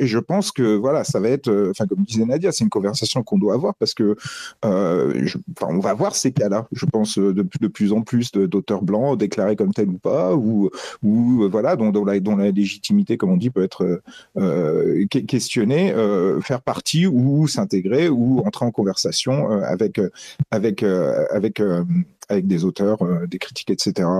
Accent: Metz, Grand Est, France; j'ai grandi à Metz

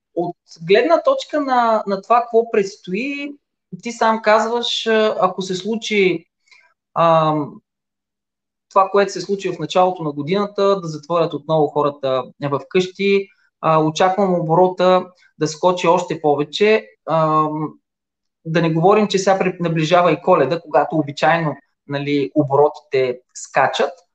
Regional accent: Silistra, Silistra Province, Bulgaria; На 48 години съм от Силистра

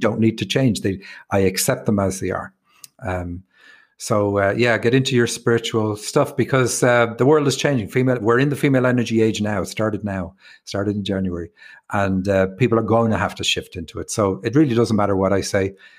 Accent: Ireland; also born or lived in Rathfarnham, Ireland / Cork, Ireland / Seattle, United States; me being Irish

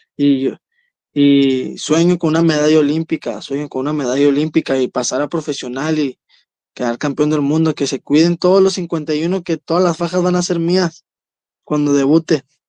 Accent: Ciudad Juárez, Chihuahua, Mexico; un barrio la Altavista, aquí de Ciudad Juárez, yo vengo de la Altavista y orgulloso de representar a mi colonia

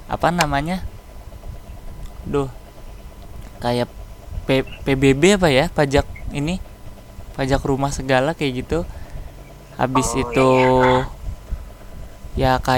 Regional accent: Cileungsi, West Java, Indonesia; kalau aku dari Cilengsi dia dari Bekasi

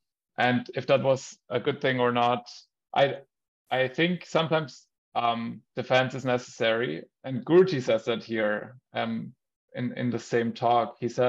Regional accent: Germany; also born or lived in Austria; like growing up in Germany and in Austria, we have almost zero of that.

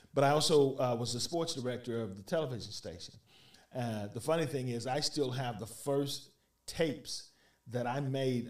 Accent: Little Rock, Arkansas, United States; moved away as an adult; now in Dixon County, United States; I'm actually originally from Little Rock, Arkansas. Okay. Uh, grew up in Little Rock.

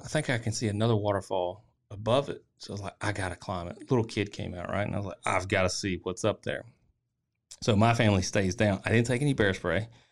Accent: Tennessee, United States; I'm from Tennessee

